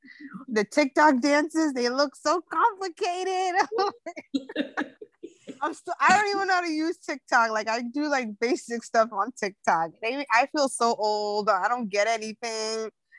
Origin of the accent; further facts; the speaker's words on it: New York, United States; moved away; I'm from New York, so we say Con Edison.